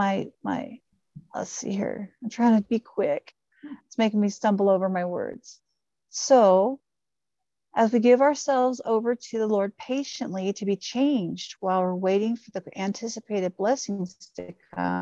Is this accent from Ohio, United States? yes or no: yes; Ohio, United States; I'm from Ohio